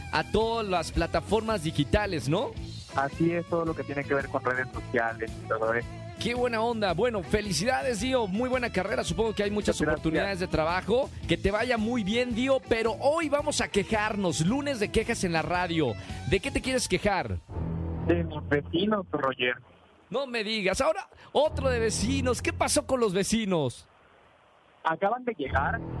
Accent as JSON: {"language": "Spanish", "region": "Mexico City", "country": "Mexico", "said": "Soy de aquí, de la Ciudad de México. Tengo 22 años."}